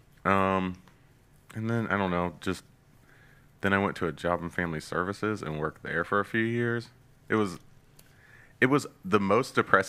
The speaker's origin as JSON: {"language": "English", "town": "Chillicothe", "region": "Ohio", "country": "United States", "tie": "born or raised there", "said": "I was born in Ohio. Grew up in Ohio. Chillicothe"}